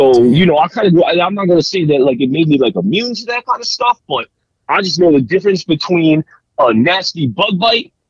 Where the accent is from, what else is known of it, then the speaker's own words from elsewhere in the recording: Florida, United States; I grew up in Florida